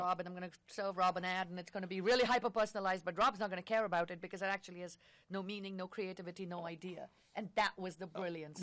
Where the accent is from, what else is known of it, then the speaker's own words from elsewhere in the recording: India; moved away; I grew up in India